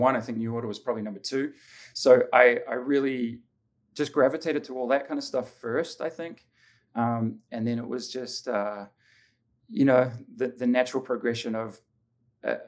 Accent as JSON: {"language": "English", "region": "Auckland", "country": "New Zealand", "tie": "born or raised there", "also_born_or_lived": "Middlesbrough, United Kingdom / Australia", "moved": "as an adult", "lives_now": "Southern California, United States", "said": "growing up in New Zealand"}